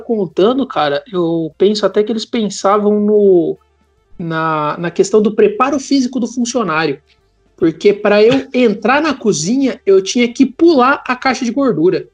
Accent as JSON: {"language": "Portuguese", "town": "Porto Alegre", "region": "Rio Grande do Sul", "country": "Brazil", "tie": "born or raised there", "moved": "yes", "lives_now": "São Paulo, Brazil", "said": "quando eu era criança e morava em Porto Alegre"}